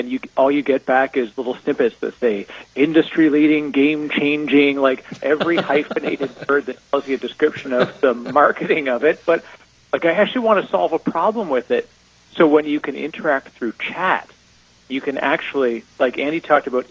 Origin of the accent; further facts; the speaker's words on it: Canada; I'm Canadian, so my English is already a little weird.